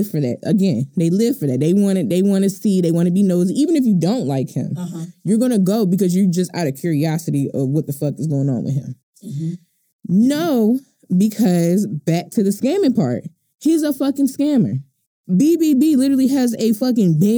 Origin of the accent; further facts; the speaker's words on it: Baltimore, Maryland, United States; I'm from Baltimore